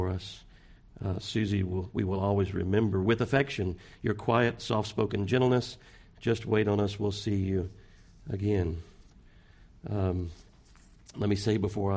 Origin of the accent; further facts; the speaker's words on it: Pasadena, United States; I'm from Pasadena